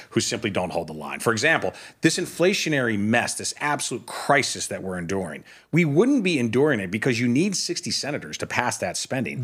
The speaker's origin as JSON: {"language": "English", "country": "United States", "said": "speaking as an American Christian"}